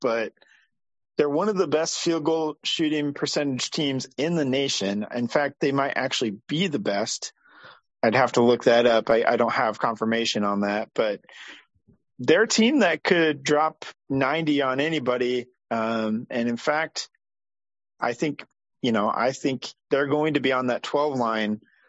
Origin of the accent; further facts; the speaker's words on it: Iowa, United States; I'm from Iowa.